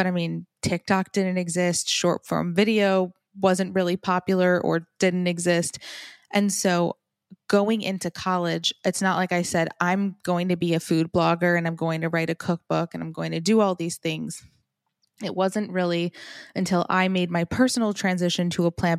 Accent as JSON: {"language": "English", "town": "Farmington", "region": "Michigan", "country": "United States", "tie": "born or raised there", "also_born_or_lived": "New Jersey", "moved": "yes", "lives_now": "Boca Raton, United States", "said": "Oh, I grew up in Farmington, Michigan. I was born in New Jersey, but soon after we grew up in Michigan."}